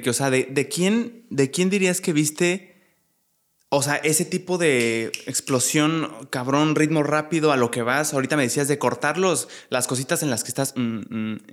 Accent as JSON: {"language": "Spanish", "town": "Monterrey", "region": "Nuevo León", "country": "Mexico", "tie": "born or raised there", "said": "Y me llama mucho la atención que ahorita dijiste de que soy de aquí de Monterrey, aquí he vivido siempre y la neta no tengo planes de irme"}